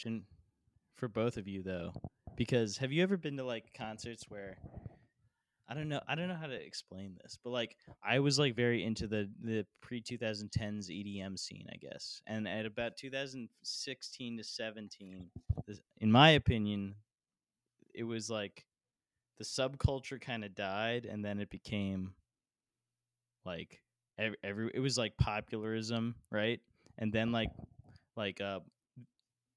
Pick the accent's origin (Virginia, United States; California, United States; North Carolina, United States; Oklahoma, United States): Virginia, United States; Fairfax; I'm from Fairfax